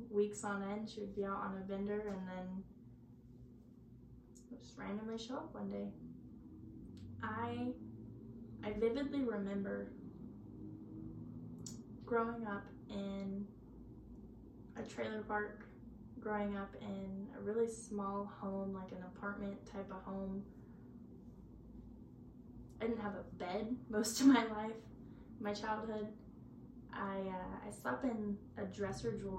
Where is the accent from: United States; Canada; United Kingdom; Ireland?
United States; Auburn, California; I'm from Auburn, California.